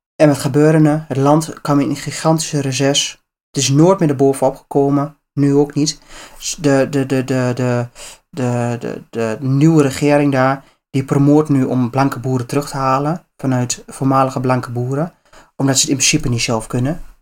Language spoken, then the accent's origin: Dutch; Netherlands